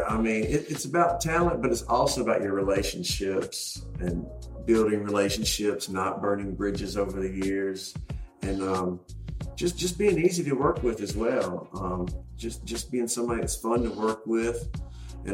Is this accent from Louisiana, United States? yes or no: no; North Carolina, United States; also born or lived in Charlotte; since Luke's from North Carolina, I'm from North Carolina, and both of us lived in Charlotte.